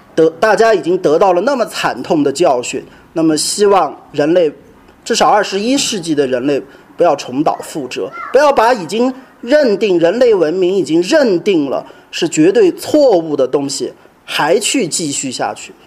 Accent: China; 我们这个内地，我们中国人缺乏这个东西

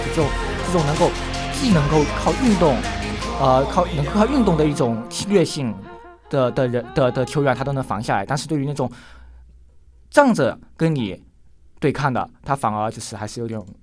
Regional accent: China; 我们就是中国人共有的特征，就是我们亚裔

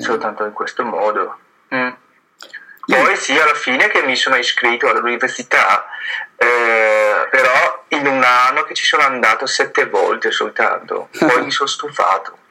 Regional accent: Fujian, China; Italian is a second language; now in Bergamo, Italy; io sono venuto dalla zona quella di sud, eh, che si chiama Fuji, eh, però ormai da 11 anni

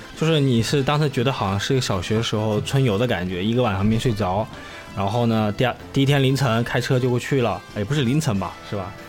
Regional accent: China; 像我们中国人比较害怕。

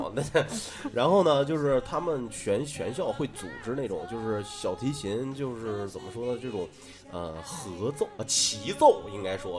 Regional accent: Northeast China, China; 我是东北人，

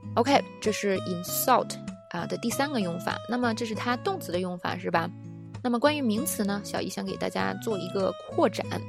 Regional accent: China; 作为中国人通常能比较了解

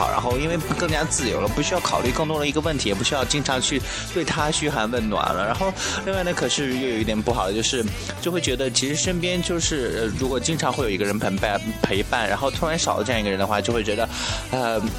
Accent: Shanxi, China; moved away as an adult; 所以说呢，我就从山西来到了广西了。然后，其实，啊，从北方来了来了南方呢，然后至今已经有三年了，然后马上就到第四年了。

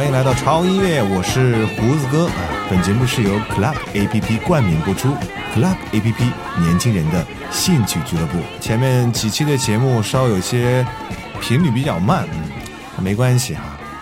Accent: China; 还是我们中国人在营救中起了多大的作用，

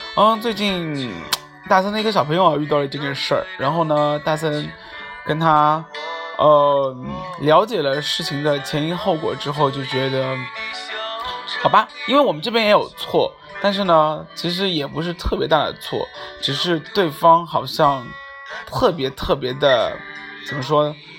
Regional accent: China; 我也是中国人

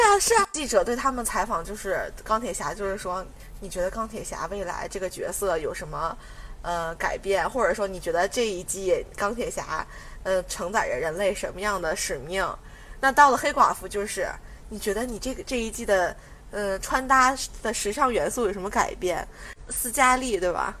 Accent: China; 是因为你是作为一个中国人，我们是属于同一个国籍的

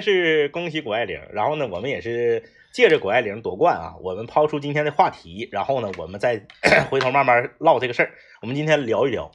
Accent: Northeast China, China; 我们作为东北人

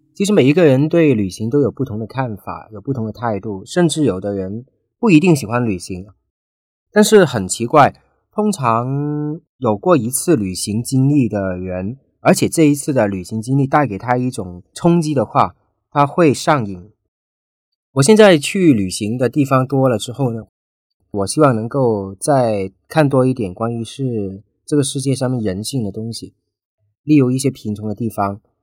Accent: China; 我说我是来自中国

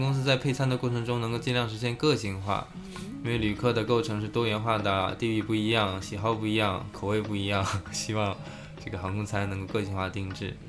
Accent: a small border city in Northeast China, China; now in Shanghai, China; 我老家，我是在东北的一个边陲的小城市啊

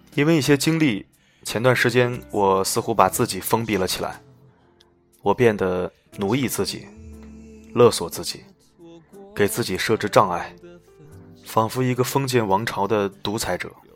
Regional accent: China; 我们中国人

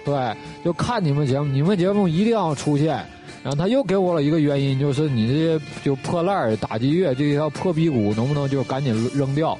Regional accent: Northeast China, China; 这是我们东北土话

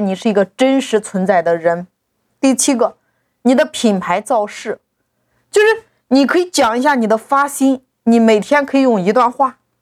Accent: China; 我们中国人

